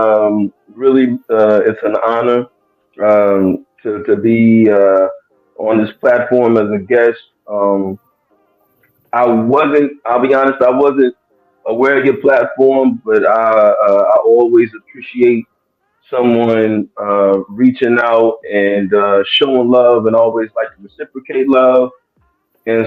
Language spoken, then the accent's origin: English; Lexington, Kentucky, United States; I hail from Lexington, Kentucky. Area code 859.